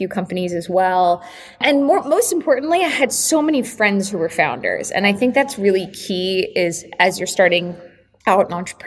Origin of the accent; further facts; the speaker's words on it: Connecticut and Cape Cod, New England, United States; I'm also from New England. I grew up between Connecticut and Cape Cod